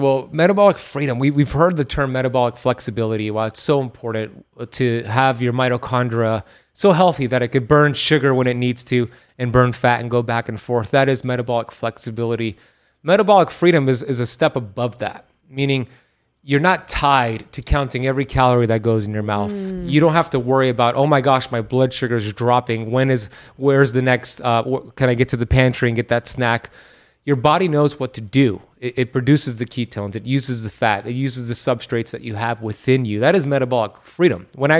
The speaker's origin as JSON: {"language": "English", "town": "Miami", "region": "Florida", "country": "United States", "said": "I'm from Miami and I'm heat adapted."}